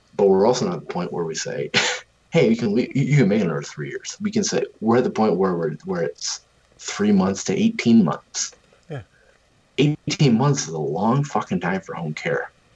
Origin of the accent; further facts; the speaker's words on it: Western New York, United States; I grew up in western new york